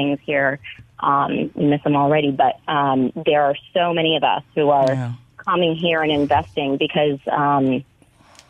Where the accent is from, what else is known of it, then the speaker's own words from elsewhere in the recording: California, United States; accent: Yankee; now in Clarksdale, United States; us terrible Californians who are infiltrating Mississippi